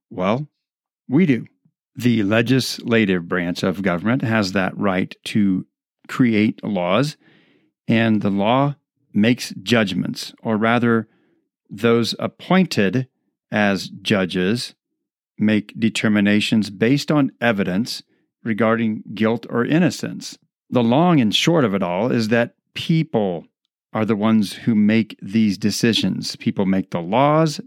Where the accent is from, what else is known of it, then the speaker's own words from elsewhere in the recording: United States; the freedoms that we enjoy as American citizens